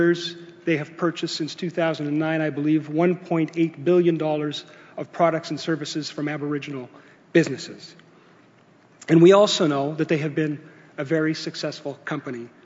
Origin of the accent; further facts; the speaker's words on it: Alberta, Canada; I'm also from Alberta